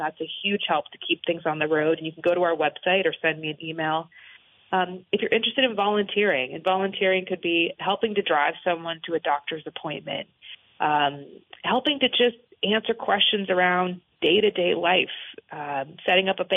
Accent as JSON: {"language": "English", "town": "Newbury", "region": "Vermont", "country": "United States", "tie": "born or raised there", "also_born_or_lived": "Washington / Burlington, Vermont", "said": "I grew up in Orange County"}